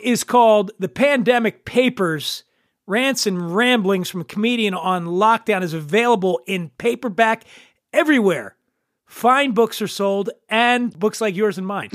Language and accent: English; Philadelphia, Pennsylvania, United States; moved away as an adult; now in Southern California, United States; I grew up in Philly